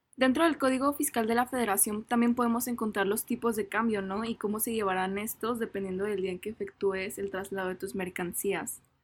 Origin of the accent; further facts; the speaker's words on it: Mexico; nos rige como mexicanos